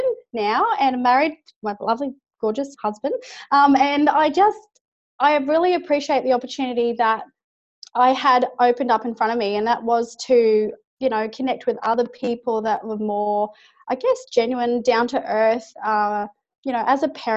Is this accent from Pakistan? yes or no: no; Brisbane, Queensland, Australia; I'm from Brisbane, Australia, obviously, and not too far from the Gold Coast